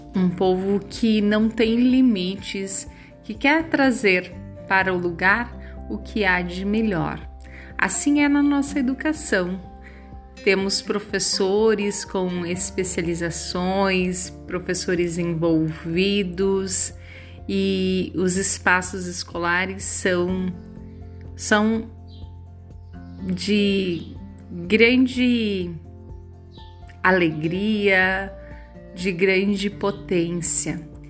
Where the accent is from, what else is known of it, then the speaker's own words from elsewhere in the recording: Santa Catarina, Brazil; now in Itanhangá, Brazil; sou catarinense